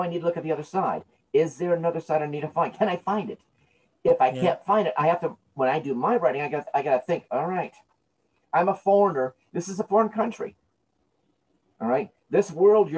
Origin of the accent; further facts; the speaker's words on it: United States; Because I love the land I'm born in. This is my country. I'm born here.